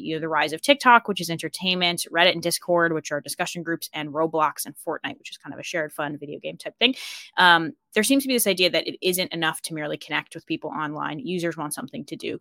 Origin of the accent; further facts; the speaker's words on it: Colorado, United States; moved away as an adult; now in Ireland; I grew up in Colorado